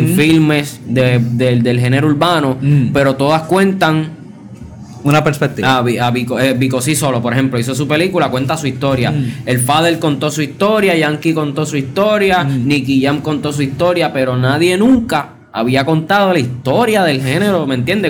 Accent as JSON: {"language": "Spanish", "country": "Puerto Rico", "said": "todos los talentos somos puertorriqueños"}